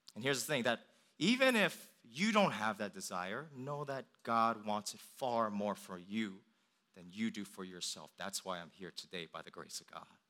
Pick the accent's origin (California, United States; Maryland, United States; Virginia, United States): Virginia, United States; Northern; also born or lived in Richmond, Virginia; when I come back home, um, I'm driving from Richmond to Northern Virginia